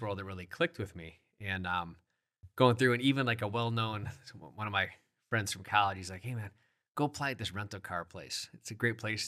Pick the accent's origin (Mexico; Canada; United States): United States; Sioux Falls, South Dakota; born and raised in the Sioux Falls